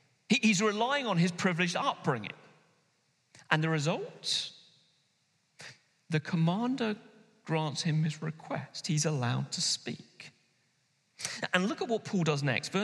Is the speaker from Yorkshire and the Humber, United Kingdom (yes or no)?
no; London, United Kingdom; now in Manchester, United Kingdom; someone like me who grew up in London